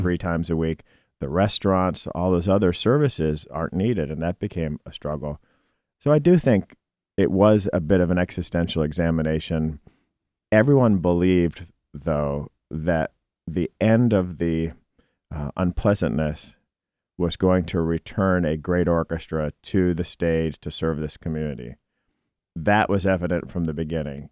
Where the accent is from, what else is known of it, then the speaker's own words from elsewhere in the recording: Cleveland, Ohio, United States; also born or lived in Southeast Michigan; now in Detroit, United States; I'm from Cleveland.